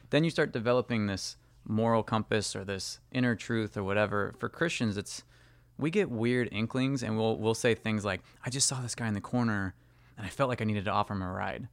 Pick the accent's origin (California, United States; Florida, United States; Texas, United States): California, United States; I grew up in California